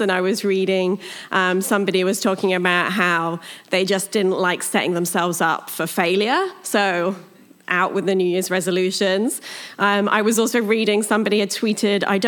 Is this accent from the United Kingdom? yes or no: yes; United Kingdom; accent: British; moved away; I'm British. I like to just get that out of the way before I start, because then you're not sitting through the whole message wondering what my accent is. It's British